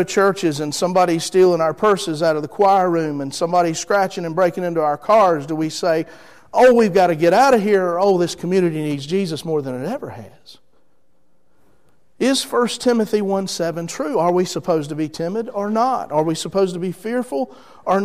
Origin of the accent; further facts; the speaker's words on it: Rocky Mount, North Carolina, United States; I'm from there, okay? I'm from Edgecombe County, from Hill Street. My parents still live there